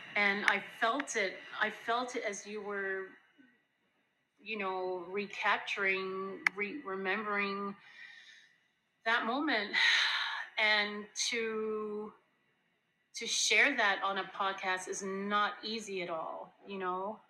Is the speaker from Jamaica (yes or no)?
yes; Jamaica; so I grew up in Jamaica